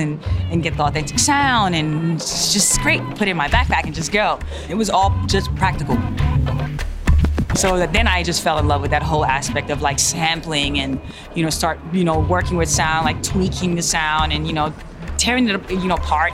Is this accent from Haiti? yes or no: yes; Haiti; I'm from Haiti, born and raised. Where I grew up is Bizoton Secantois.